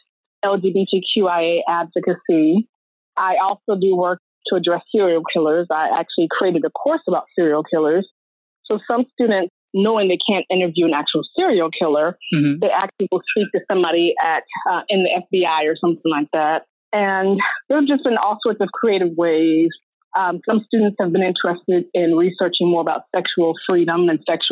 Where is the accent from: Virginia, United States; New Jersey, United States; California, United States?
Virginia, United States; Richmond; now in Baltimore, United States; I'm born and raised in Richmond, Virginia, and now I live in Baltimore, Maryland.